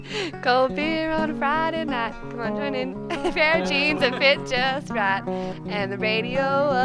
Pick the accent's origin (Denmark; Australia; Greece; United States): Australia; Wagga Wagga, New South Wales; I'm from Wagga Wagga in New South Wales